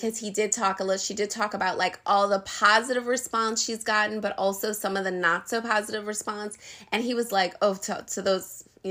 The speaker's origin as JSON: {"language": "English", "town": "New Orleans", "region": "Louisiana", "country": "United States", "moved": "yes", "said": "we're from New Orleans"}